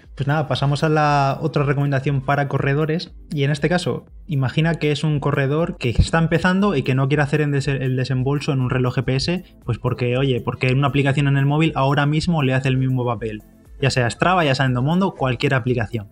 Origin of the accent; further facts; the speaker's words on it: Bigastro, Valencian Community, Spain; mi pueblo, de Bigastro